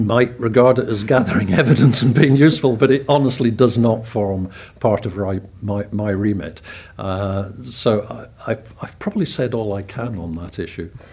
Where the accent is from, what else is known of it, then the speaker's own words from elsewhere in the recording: Scotland, United Kingdom; now in Isle of Man; I come from Scotland